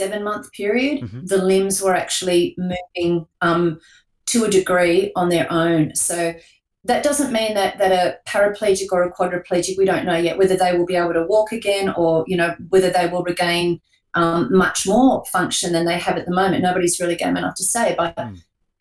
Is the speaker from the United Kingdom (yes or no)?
no; Newcastle, New South Wales, Australia; my hometown of Newcastle, New South Wales